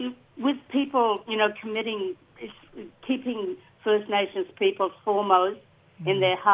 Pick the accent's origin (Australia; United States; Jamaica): Australia; Dampier Peninsula, Western Australia; My people are the Bardi people from Western Australia on the Dampier Peninsula there north of Broome.